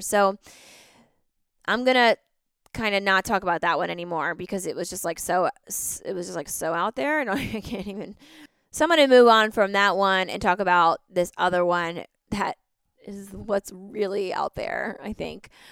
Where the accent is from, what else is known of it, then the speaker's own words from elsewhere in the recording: East Coast, United States; I grew up on the East Coast